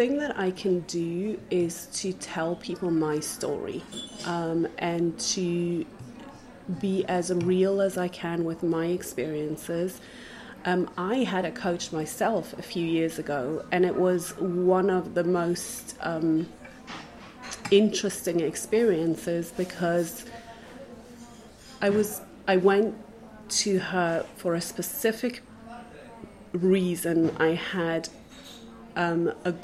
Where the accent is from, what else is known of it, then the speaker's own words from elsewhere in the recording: Johannesburg, Gauteng, South Africa; moved away as an adult; also born or lived in Israel / England / Germany; now in Krakow, Poland; I'm originally from South Africa. I was born in Johannesburg, grew up there, studied.